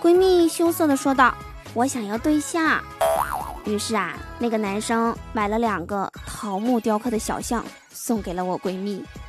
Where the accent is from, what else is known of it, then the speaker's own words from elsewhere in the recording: Northeast China, China; 都知道我是东北人